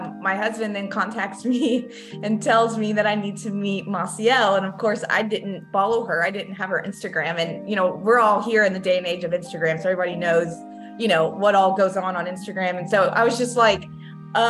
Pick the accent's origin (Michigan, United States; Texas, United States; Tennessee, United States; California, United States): Texas, United States; I born and raised in Texas